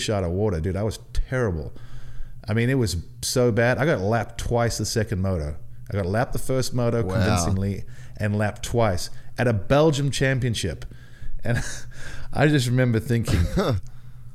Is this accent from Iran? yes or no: no; South Africa; moved away; I was not the most popular kid growing up in South Africa